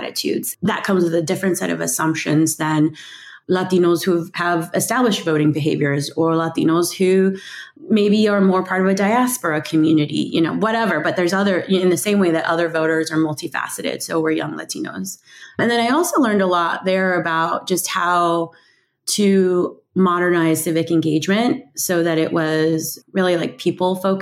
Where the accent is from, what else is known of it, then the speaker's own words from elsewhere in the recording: Carson City, Nevada, United States; moved away as an adult; I grew up in Carson City, Nevada, which is a smaller Mountain West town.